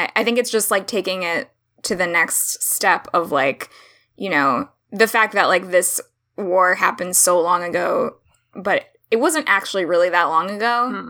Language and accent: English; Florida, United States; being from Florida